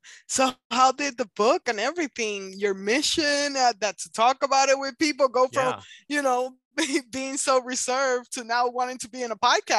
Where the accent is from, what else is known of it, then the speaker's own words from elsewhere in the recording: Puerto Rico; moved away; It wasn't until like I moved over here from Puerto Rico, and it was wild after that.